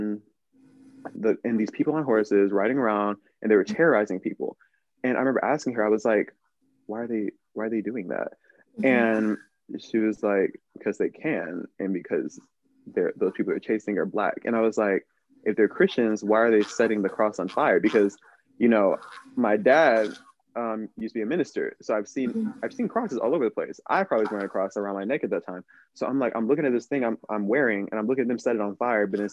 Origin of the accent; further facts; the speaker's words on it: Pearland, Texas, United States; also born or lived in Cypress, Texas; I moved from Cypress, Texas to Pearland, Texas, which is literally just on the other side of Houston from each other